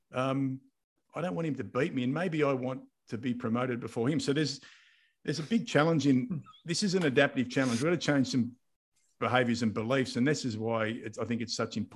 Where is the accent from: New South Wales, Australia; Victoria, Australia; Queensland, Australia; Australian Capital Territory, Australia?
Victoria, Australia; Mildura; moved away; also born or lived in Adelaide; I grew up in Mildura